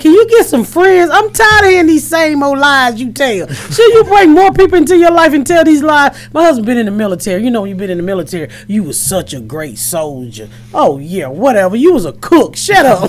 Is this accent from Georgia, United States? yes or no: yes; Atlanta, Georgia, United States; now in Indianapolis, United States; I'm originally from Atlanta. I live in Indianapolis now.